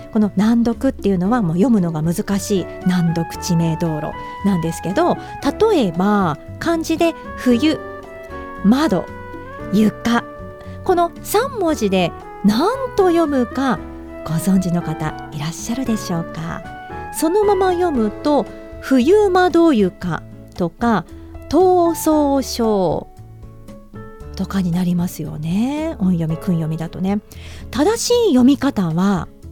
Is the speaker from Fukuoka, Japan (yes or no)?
no; eastern Hokkaido, Japan; 私自身は北海道結構まあねどさんこだしまあ道東出身で